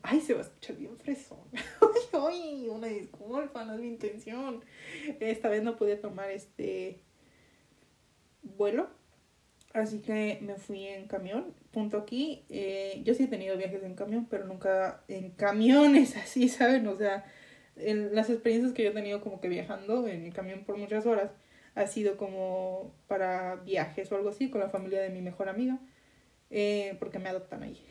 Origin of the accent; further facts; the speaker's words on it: Guadalajara area, Jalisco, Mexico; ni siquiera de Guadalajara, vengo de un racho